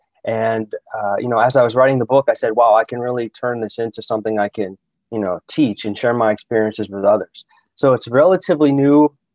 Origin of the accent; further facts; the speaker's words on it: Pittsburgh, Pennsylvania, United States; also born or lived in Germany / Italy; now in Austria; I'm from Pittsburgh originally.